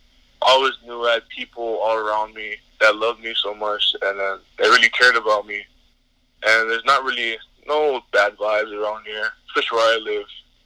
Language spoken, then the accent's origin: English; Hawaii, United States; It's very hot over here, especially where I live on the west side of the island